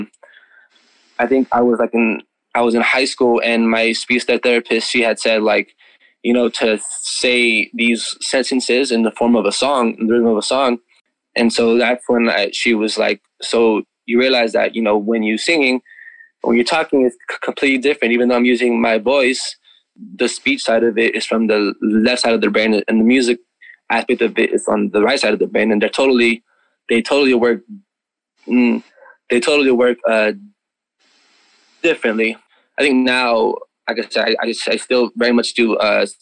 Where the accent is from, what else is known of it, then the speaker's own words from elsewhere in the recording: Imperial Valley, California, United States; moved away as an adult; now in San Diego, United States; I'm originally from Imperial Valley, California. I've been living here for 2.5 years now.